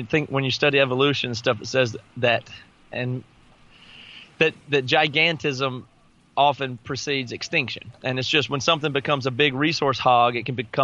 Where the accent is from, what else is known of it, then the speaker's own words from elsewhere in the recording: the South, United States; I grew up in the South.